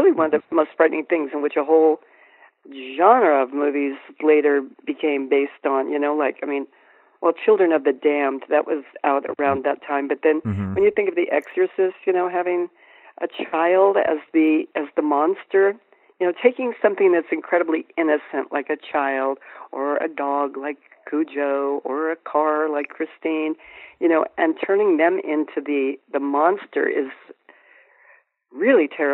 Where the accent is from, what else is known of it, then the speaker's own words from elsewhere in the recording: Colorado Springs, Colorado, United States; I grew up in Colorado Springs